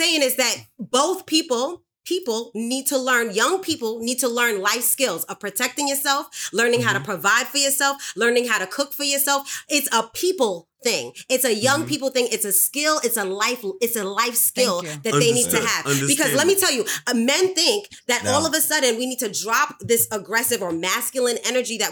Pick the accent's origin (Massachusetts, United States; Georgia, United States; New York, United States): New York, United States; New York City; as a 13-year-old girl growing up in the Bronx